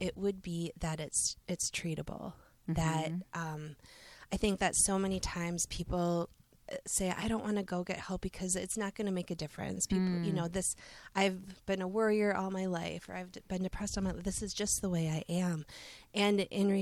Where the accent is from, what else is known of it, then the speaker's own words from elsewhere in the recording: Seymour, Wisconsin, United States; I grew up in this area. I'm a homegrown person. I grew up in Seymour